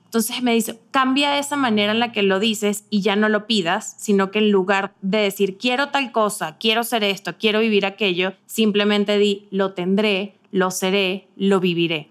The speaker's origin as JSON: {"language": "Spanish", "country": "Venezuela", "moved": "as an adult", "lives_now": "Mexico City, Mexico"}